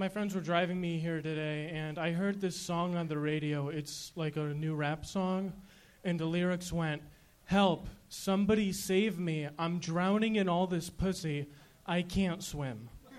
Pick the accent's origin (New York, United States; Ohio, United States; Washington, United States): New York, United States; I'm from New York, so I flew in for the show.